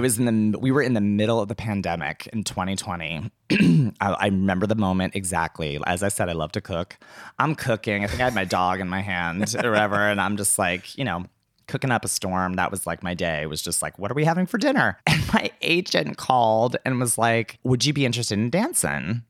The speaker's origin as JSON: {"language": "English", "town": "McDonald", "region": "Pennsylvania", "country": "United States", "tie": "born or raised there", "moved": "yes", "said": "I'm originally from McDonald, Pennsylvania"}